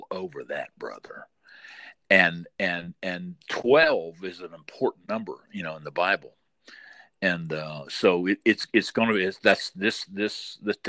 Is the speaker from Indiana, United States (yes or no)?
yes; Southern Indiana, United States; growing up in the Midwest, you know. In Southern Indiana